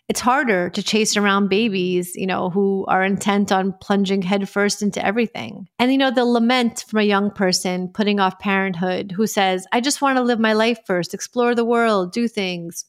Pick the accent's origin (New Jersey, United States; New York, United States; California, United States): New York, United States; I grew up in New York